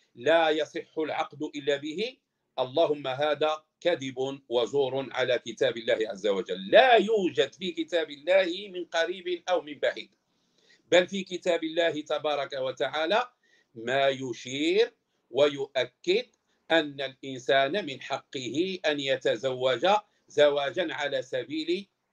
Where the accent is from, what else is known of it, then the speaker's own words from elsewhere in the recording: Morocco; احنا عندنا في المغرب